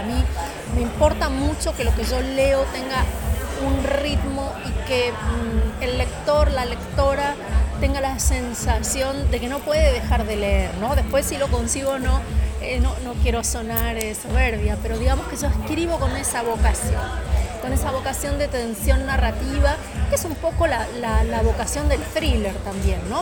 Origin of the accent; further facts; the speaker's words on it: Argentina; moved away as an adult; also born or lived in Miami; yo me fui de Argentina sin querer irme